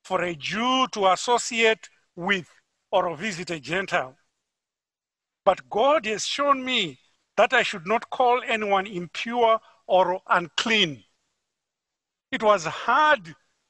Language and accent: English; Harare, Zimbabwe; moved away; I'm from Harare, Zimbabwe.